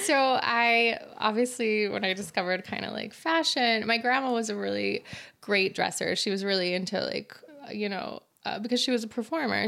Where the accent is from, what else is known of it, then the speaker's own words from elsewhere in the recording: Utah, United States; also born or lived in Kyiv, Ukraine; I'm more American than anything, and I've been in Utah since I was ten and grew up here